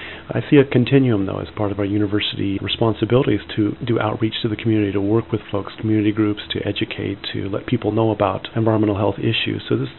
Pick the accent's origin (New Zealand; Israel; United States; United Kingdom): United States; Berkeley, California; now in Eau Claire, United States; My wife and I both grew up in Berkeley, California, which is quite an urban area. An area, I think, rich with diverse thought and opinion, political point of view. And so I grew up, I think, in a very open-minded kind of way.